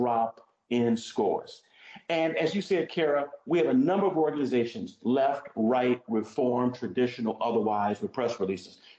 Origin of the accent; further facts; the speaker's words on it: Virginia, United States; My home state, and then I'll end with this, of Virginia